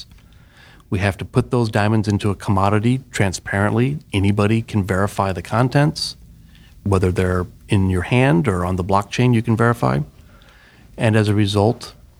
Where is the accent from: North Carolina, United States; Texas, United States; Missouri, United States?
Missouri, United States; outside of St. Louis; moved away as an adult; also born or lived in Pittsburgh, Pennsylvania; I grew up in the Midwest in Missouri, outside of St. Louis